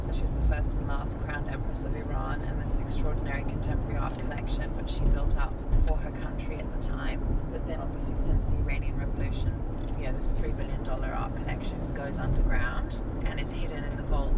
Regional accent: Azerbaijan; born there; So I was born in Azerbaijan, which is a neighboring country, which is the former Soviet Union.

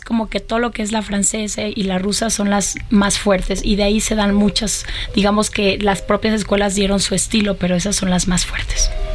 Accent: Mexico; poder presentarlo en mi país y que además los 40 hombres que me acompañan sean mexicanos

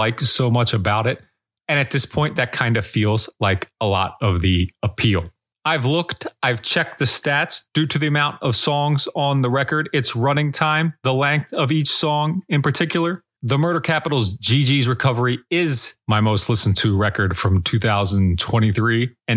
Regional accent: United States; I'll just be this normal ass white guy from the United States of America until the day

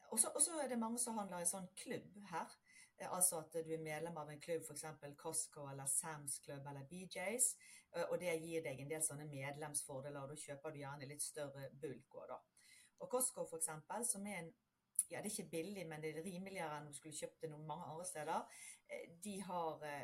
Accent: Bergen, Vestland, Norway; moved away as an adult; now in United States; bakgrunnen min den er som typisk bergenser eh, fra havbyen Bergen

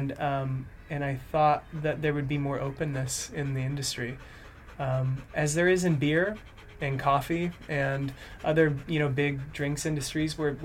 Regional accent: California, United States; moved away as an adult; now in United Kingdom; I'm from California, and I love California. It's my home

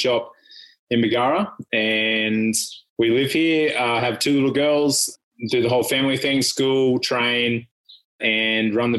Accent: Bundaberg, Queensland, Australia; also born or lived in Finland; I grew up in Bundy and went to school and did everything here

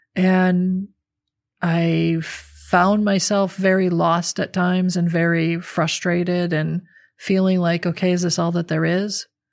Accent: Midwestern America, United States; I grew up in a, you know, Midwestern American middle income family

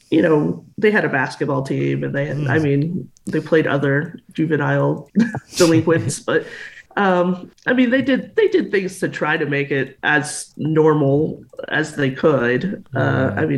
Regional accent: Texas, United States; also born or lived in Denver, Colorado; I actually moved to Texas when I was about 2, so I don't oh. remember much of Denver. no. But Texas has been a wonderful place to grow up. I love Texas.

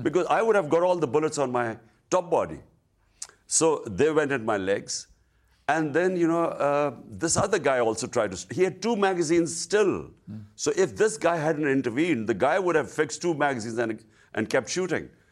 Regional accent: Pakistan; as a Pakistani

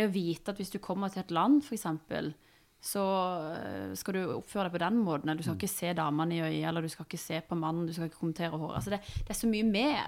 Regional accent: Iran; Norwegian is a second language; now in Norway; jeg er jo fra Iran

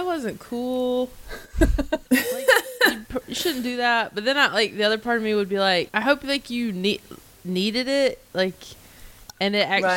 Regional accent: North Carolina, United States; now in Los Angeles, United States; I live in LA, but I'm from North Carolina

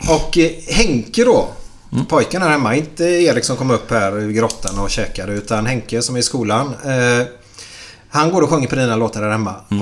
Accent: Gothenburg, Västra Götaland, Sweden; vi är göteborgare

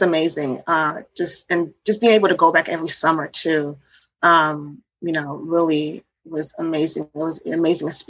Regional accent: Washington, United States; also born or lived in New York / Haiti; she moved us to Washington, D.C. area

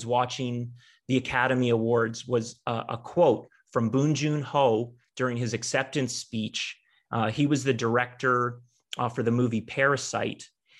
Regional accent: Toronto, Ontario, Canada; growing up in Toronto

